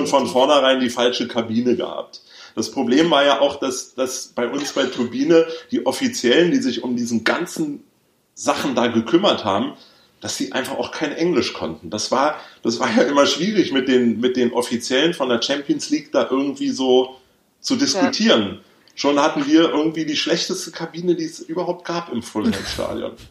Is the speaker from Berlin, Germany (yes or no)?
yes; Berlin, Germany; Ich bin ja in Westberlin aufgewachsen